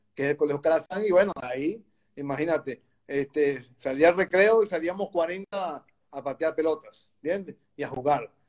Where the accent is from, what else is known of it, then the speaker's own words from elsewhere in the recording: Caracas, Capital District, Venezuela; moved away as an adult; now in Valencia, Spain; yo vivía en Caracas, nací en Caracas, en Venezuela